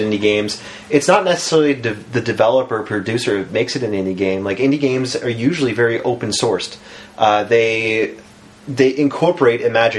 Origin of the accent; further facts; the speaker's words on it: near Lunenburg, Nova Scotia, Canada; moved away; I lived near Lunenburg, Nova Scotia.